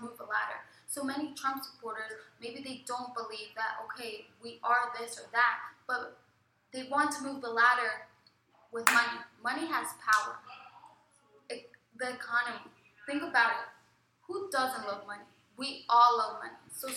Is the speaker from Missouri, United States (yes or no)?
no; Kennett Square, Pennsylvania, United States; I'm from Kennett Square, Pennsylvania.